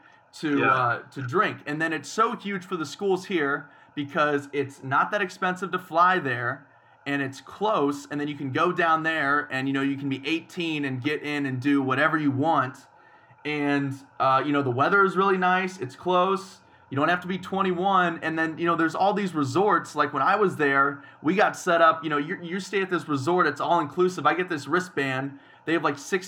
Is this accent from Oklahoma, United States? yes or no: no; Ohio, United States; now in Arizona, United States; I'm from Ohio